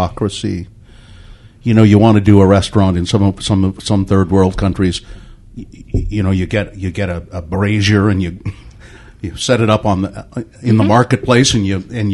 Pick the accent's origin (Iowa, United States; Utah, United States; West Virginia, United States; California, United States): Utah, United States; Ogden; When I was a kid, I grew up in Ogden